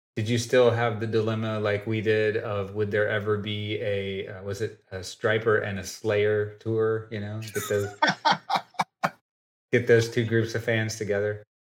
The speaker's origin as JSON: {"language": "English", "town": "Oak Ridge", "region": "Tennessee", "country": "United States", "tie": "born or raised there", "moved": "yes", "said": "I was born and raised in East Tennessee, a little bitty town called Oak Ridge"}